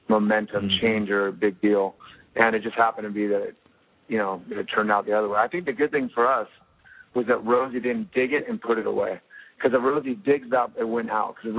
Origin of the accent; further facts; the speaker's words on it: Costa Mesa, California, United States; I'm from Costa Mesa.